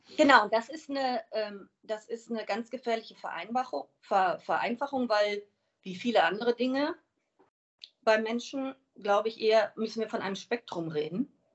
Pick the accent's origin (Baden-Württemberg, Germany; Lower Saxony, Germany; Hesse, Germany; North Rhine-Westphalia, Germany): Hesse, Germany; Wiesbaden; ich komme aus Wiesbaden